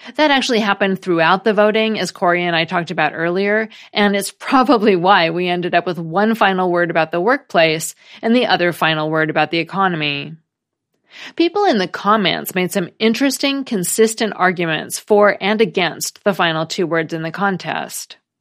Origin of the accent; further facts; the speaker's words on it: United States; as an American